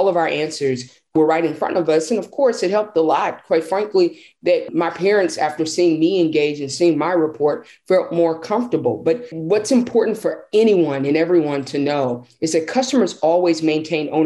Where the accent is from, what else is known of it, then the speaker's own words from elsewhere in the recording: Nashville, Tennessee, United States; I'm a sixth generation Nashvillean